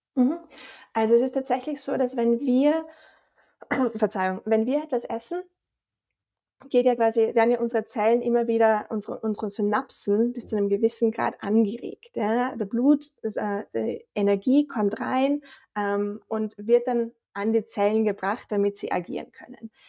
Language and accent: German; Austria; accent: Austrian; also born or lived in Vienna / Boston; unschwer, glaube ich, auch an meinem Dialekt zu erkennen, komme ich aus Österreich